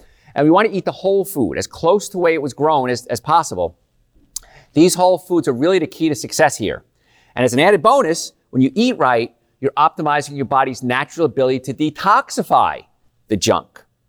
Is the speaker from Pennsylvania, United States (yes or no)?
no; Louisiana, United States; But we grew up in Cancer Alley because the cancer rates are just outrageously high.